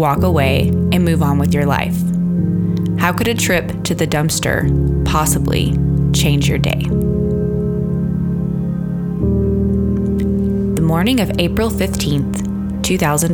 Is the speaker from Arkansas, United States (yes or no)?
yes; Arkansas, United States; my home state of Arkansas